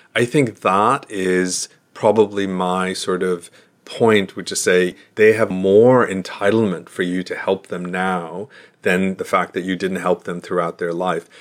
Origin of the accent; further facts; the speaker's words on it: United States; I'm an American